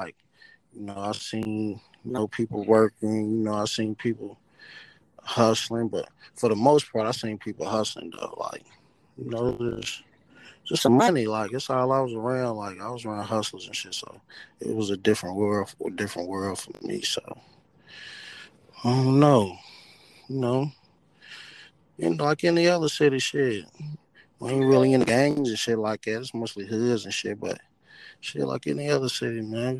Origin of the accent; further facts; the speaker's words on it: Louisville, Kentucky, United States; I'm from Kentucky. Straight G.G. Moore, you know, Southside.